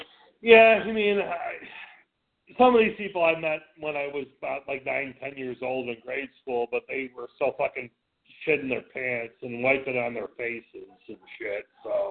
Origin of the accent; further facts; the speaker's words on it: Chicago, Illinois, United States; I grew up in the South Side of Chicago.